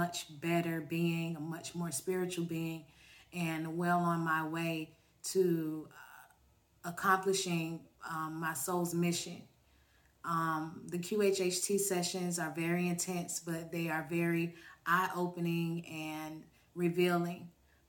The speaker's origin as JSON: {"language": "English", "town": "Orlando", "region": "Florida", "country": "United States", "said": "I'm from Orlando, Florida."}